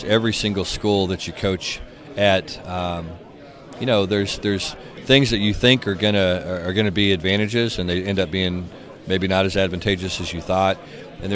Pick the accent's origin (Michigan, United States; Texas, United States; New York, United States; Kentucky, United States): Texas, United States; I grew up in Texas and, you know, started as a high school coach really in the Dallas area